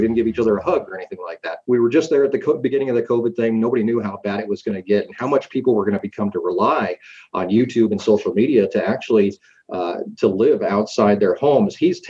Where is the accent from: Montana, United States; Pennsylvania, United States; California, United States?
Montana, United States; We moved from Kalispell to Cutbank, over to Haver, and all that area from Chinook to Miles City, the entire High Line. And growing up in that area was always a little bit interesting.